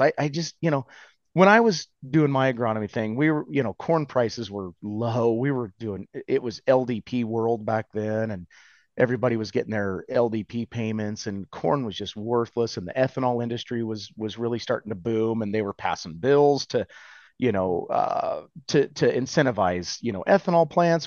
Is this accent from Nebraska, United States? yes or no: yes; Nebraska, United States; growing up in Nebraska, living here